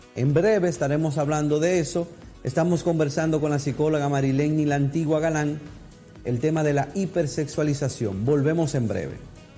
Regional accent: Dominican Republic; somos como dominicanos

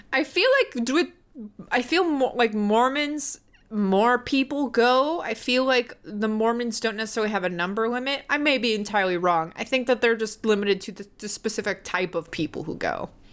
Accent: the South, United States; growing up in the South.

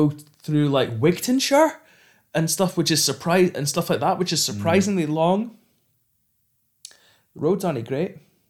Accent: Scotland, United Kingdom; I'm Scottish

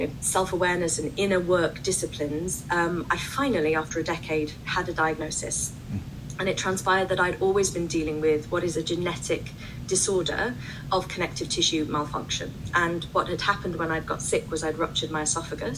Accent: United Kingdom; as you can tell from my accent, I'm from the UK

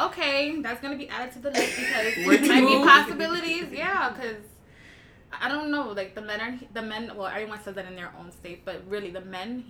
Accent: New York City, New York, United States; also born or lived in Harlem / The Bronx; I grew up a lot in, like, Washington Heights and stuff.

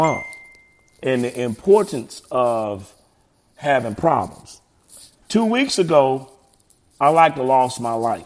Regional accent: Montgomery, Alabama, United States; moved away; I'm originally from Montgomery, Alabama.

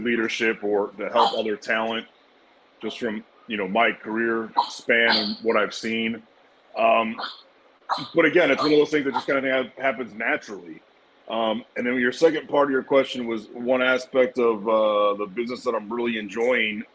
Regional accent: United States; we're American

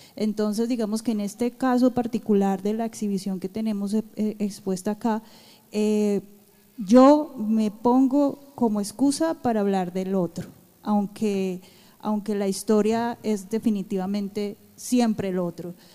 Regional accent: Colombia; now in United States; Como colombianos nosotros tenemos nuestra identidad

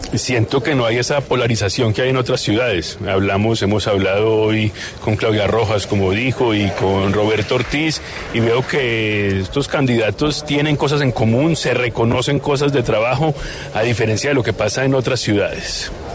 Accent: Cali, Valle del Cauca, Colombia; Aquí todos somos caleños

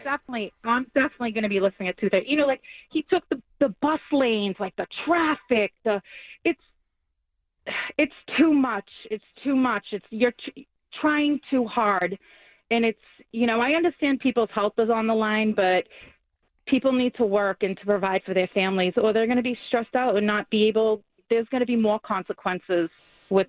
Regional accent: Somerville, Massachusetts, United States; I was born and raised in Somerville. I'm a graduate of Somerville High School.

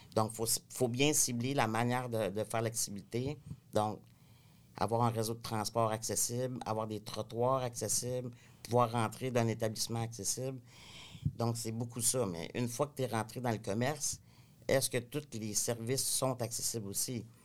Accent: Cabano, Quebec, Canada; now in Quebec City, Canada; je viens de la région, je viens pas de Québec. Donc, je viens d'un petit village qui s'appelle Cabano.

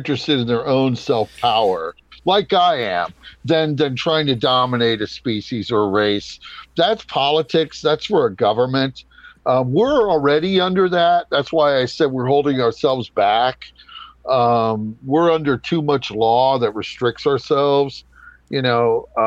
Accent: United States; I'm an American. I'm in the United States

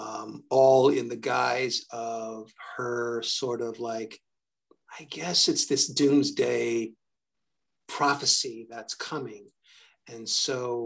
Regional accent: New York, United States; I'm from New York

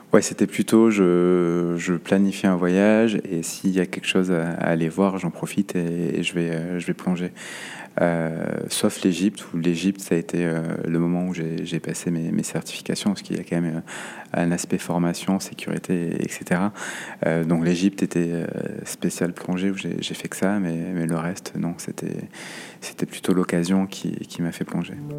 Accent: Saint-Jean-de-Luz, Nouvelle-Aquitaine, France; moved away as an adult; also born or lived in Paris; now in Bordeaux, France; Pays Basque, j'ai grandi à Saint-Jean-Luz

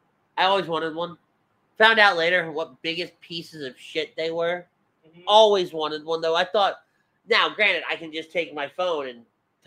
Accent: Philadelphia, Pennsylvania, United States; moved away; Remember, I grew up in Philly, not here.

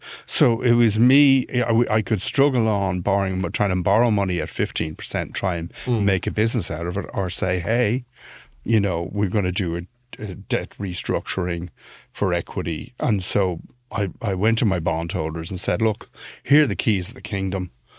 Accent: Ireland; I'm Irish, but he got that from the accent.

